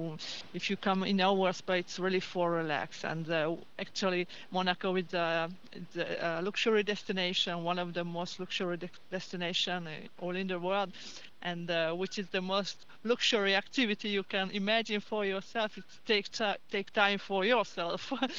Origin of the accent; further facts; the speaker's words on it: Hungary; It was in Hungary, actually, in Hungary, so which is not very far away from here, but the spa business is Hungary.